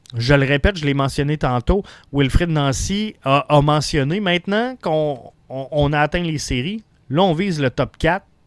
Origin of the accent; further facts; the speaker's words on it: Quebec City, Quebec, Canada; je suis un gars de Québec, donc je suis un nordique